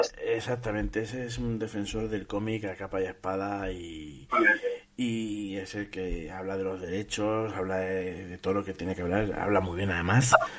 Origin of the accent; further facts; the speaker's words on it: Castilla-La Mancha, Spain; yo como, como, manchego